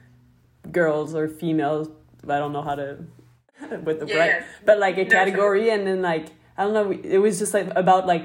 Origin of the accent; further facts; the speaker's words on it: Montreal, Quebec, Canada; I'm from Montreal, Canada